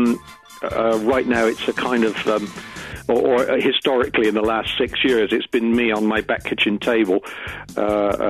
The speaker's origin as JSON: {"language": "English", "town": "Swindon", "region": "South West England", "country": "United Kingdom", "said": "I'm from Swindon"}